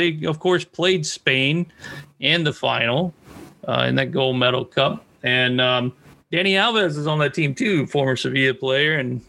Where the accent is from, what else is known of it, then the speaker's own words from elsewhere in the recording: Washington, District of Columbia, United States; I'm from the Washington, D.C. area of the United States.